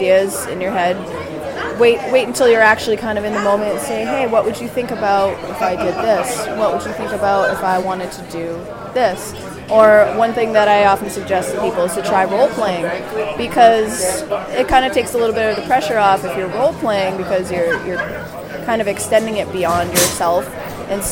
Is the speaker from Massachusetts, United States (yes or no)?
yes; Boston, Massachusetts, United States; moved away as an adult; now in Providence, United States; I was born and raised in Boston originally